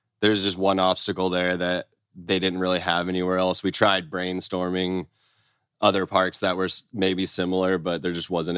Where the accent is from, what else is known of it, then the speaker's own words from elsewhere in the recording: Orange County, California, United States; I grew up in Orange County